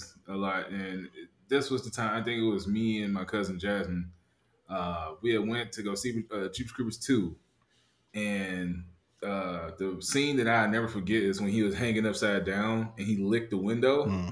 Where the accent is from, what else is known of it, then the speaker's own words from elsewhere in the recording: Saginaw, Michigan, United States; also born or lived in Detroit, Michigan; I stayed in Saginaw